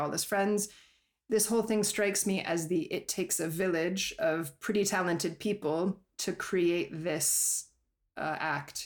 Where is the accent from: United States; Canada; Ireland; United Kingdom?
United States; Colorado; moved away; I'm from Colorado